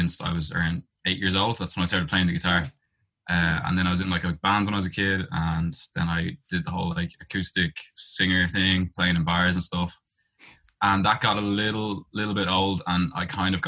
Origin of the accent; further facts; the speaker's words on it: Dublin, Leinster, Ireland; accent: Irish; also born or lived in London; I'm from Dublin, Ireland.